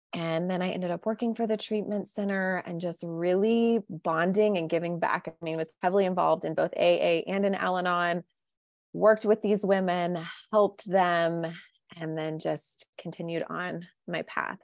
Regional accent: Midwest, United States; I was raised in the Midwest by two great, wonderful parents

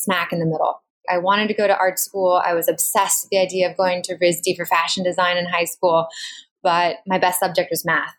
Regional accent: Bay Area, Silicon Valley, California, United States; moved away as an adult; also born or lived in the South (college) / the Northeast; I'm from California. I grew up in the Bay Area in Silicon Valley through the 90s

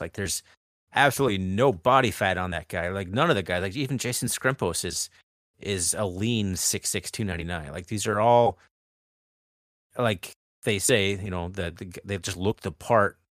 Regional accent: Washington, United States; we're from Washington

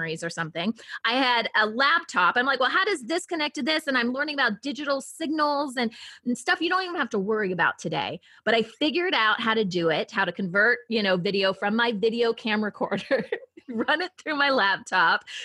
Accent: Ohio, United States; moved away as an adult; also born or lived in Michigan / Washington State / San Diego; I'm originally from Ohio. So I'm a Midwest girl

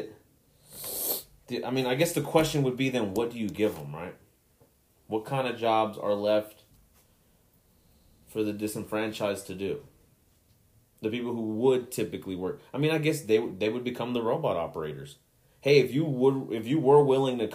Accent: Mexico; my home country of Mexico

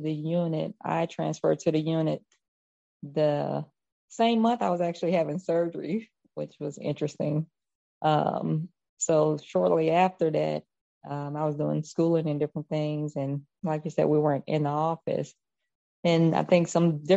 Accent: Carthage, Mississippi, United States; I'm from Carthage, a little town about an hour outside of Jackson

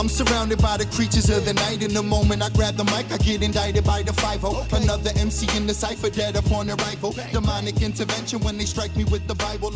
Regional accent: New York City, New York, United States; coming from New York

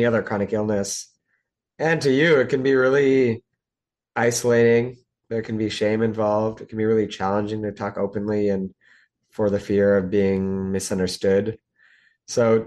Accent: Lexington, Massachusetts, United States; moved away as an adult; also born or lived in Toronto; grew up outside of Boston, Massachusetts, in a town called Lexington

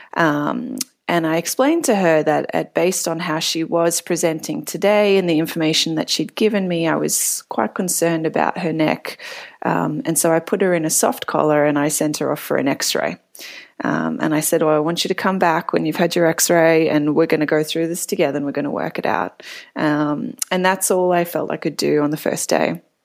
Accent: Melbourne, Victoria, Australia; moved away as an adult; also born or lived in Cape Town, South Africa; now in San Francisco, United States; I'm from Melbourne, originally born actually in Cape Town, South Africa, and San Francisco is my second immigration

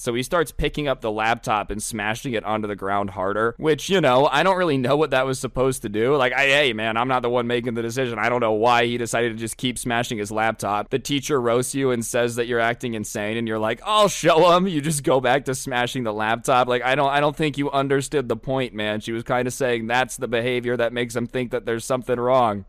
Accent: Las Vegas, Nevada, United States; I'm from Las Vegas.

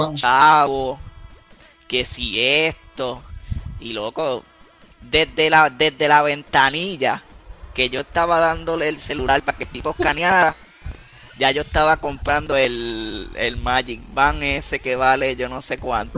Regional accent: Puerto Rico; nosotros somos de acá de Puerto Rico

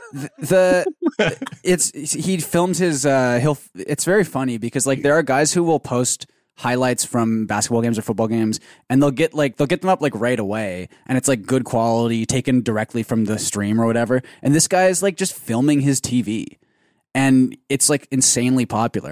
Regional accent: Canada

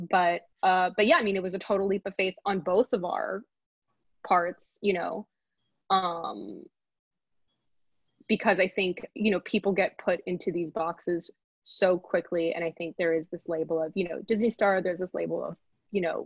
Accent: Paris, Île-de-France, France; moved away as an adult; also born or lived in New York, United States; I grew up in Paris in a neighborhood

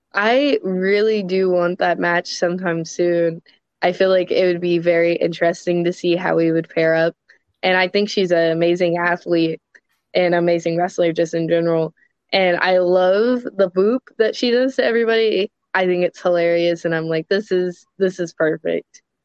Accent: Louisville, Kentucky, United States; I'm from Louisville, Kentucky

